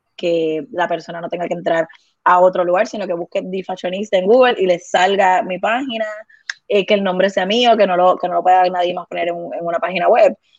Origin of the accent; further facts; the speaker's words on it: Guaynabo, Puerto Rico; also born or lived in Bayamón / Vega Baja; yo soy de Guaynabo, la familia de mi mamá es de Guaynabo, la familia de mi papá es de Vega Baja